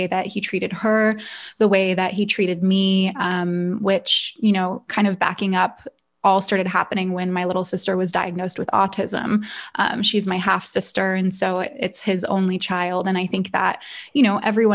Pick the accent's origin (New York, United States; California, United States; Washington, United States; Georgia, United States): California, United States; Calabasas; I grew up in Northern LA County, which is pretty affluent. It's Agora Hills, Calabasas area.